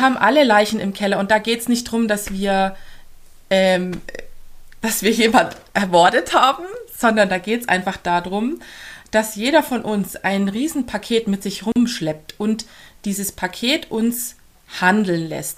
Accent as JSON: {"language": "German", "town": "Augsburg", "region": "Bavaria", "country": "Germany", "tie": "born or raised there", "accent": "Swabian", "moved": "yes", "lives_now": "near Regensburg, Germany", "said": "Gebürtig komme ich eigentlich aus Augsburg"}